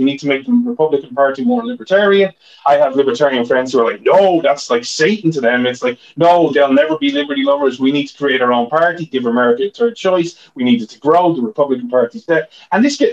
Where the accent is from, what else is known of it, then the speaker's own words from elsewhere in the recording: Ireland; now in United States; I'm Irish